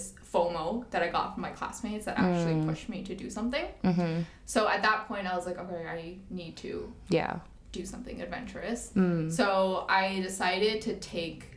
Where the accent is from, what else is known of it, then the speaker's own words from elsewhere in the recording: Toronto, Ontario, Canada; moved away as an adult; also born or lived in Shenzhen, China / Beijing, China / Chengdu, China; now in Hong Kong; I grew up in Toronto, and then I went to university there as well